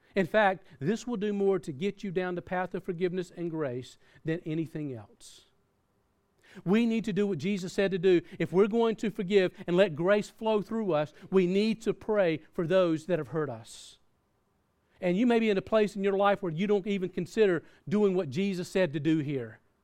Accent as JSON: {"language": "English", "region": "the South", "country": "United States", "tie": "born or raised there", "said": "I grew up in the South"}